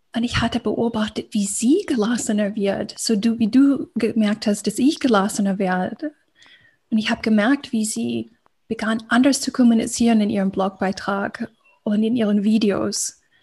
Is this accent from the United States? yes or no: yes; United States; accent: American; German is a second language; moved away as an adult; ich komme ja aus Amerika, ähm, hört man ganz gut, wenn ich spreche